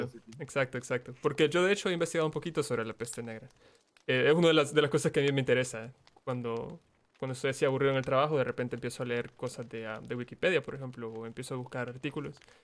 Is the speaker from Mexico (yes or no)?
no; El Salvador; Yo soy salvadoreño